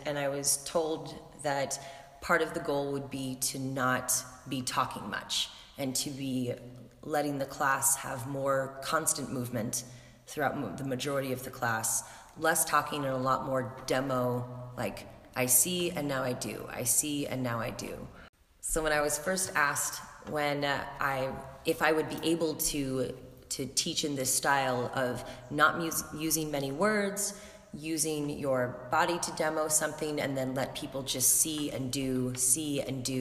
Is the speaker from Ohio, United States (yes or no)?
no; San Francisco, California, United States; moved away as an adult; now in New York, United States; I'm originally from San Francisco, but now I've been in New York for about 12 years